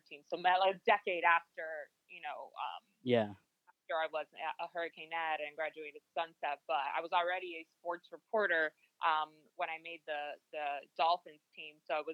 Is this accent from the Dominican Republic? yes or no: yes; Dominican Republic; my Hispanic roots. I'm from the Dominican Republic.